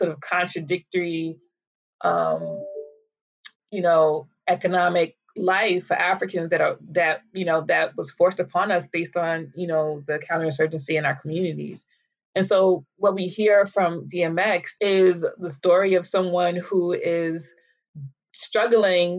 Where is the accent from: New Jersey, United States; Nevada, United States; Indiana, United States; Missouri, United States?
New Jersey, United States; also born or lived in New York; I grew up mostly in New Jersey. I was born in New York, but I grew up in New Jersey